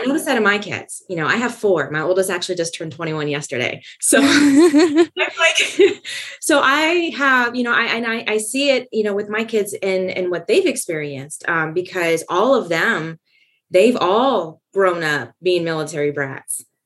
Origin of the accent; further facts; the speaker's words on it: California, United States; moved away as an adult; I was born and raised in California